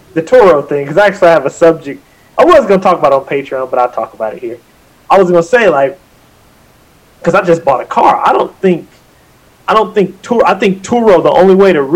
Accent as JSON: {"language": "English", "region": "Pacific Northwest", "country": "United States", "moved": "as an adult", "lives_now": "Texas, United States", "said": "I'm originally from the Pacific Northwest"}